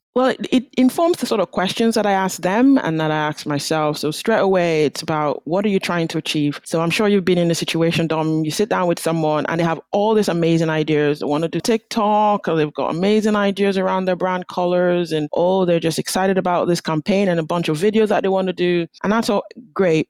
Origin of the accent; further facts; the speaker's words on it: Nigeria; now in Aberdeen, United Kingdom; I'm Nigerian originally